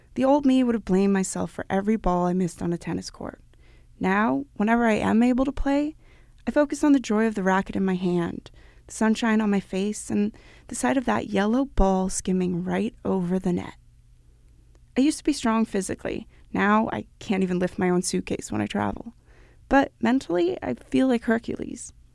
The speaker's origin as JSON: {"language": "English", "town": "Copenhagen", "region": "Capital Region of Denmark", "country": "Denmark", "tie": "born or raised there", "said": "my hometown of Copenhagen"}